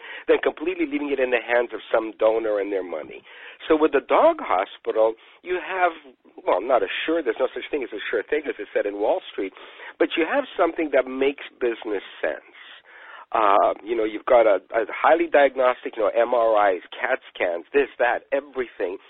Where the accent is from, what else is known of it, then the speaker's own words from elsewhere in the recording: United Kingdom; moved away; being British